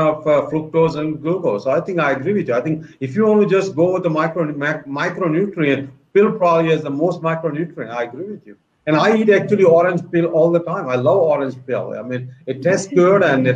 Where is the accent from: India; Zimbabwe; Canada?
India; now in United States; when I was growing up in India